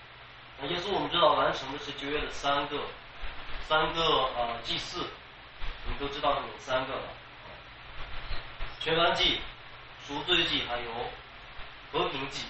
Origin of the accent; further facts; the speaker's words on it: China; 我们我们中国人也讲叫替罪羊，